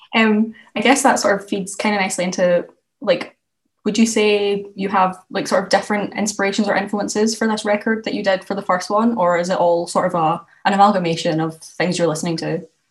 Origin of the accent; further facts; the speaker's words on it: Scotland, United Kingdom; now in Edinburgh, United Kingdom; i'm from scotland as well um and I think like moving away from home is something that's like had quite a big impact on me. I've moved from like the west coast to the east coast